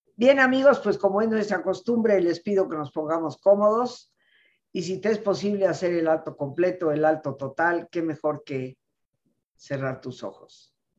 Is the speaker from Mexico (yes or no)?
yes; Mexico; nosotros como mexicanos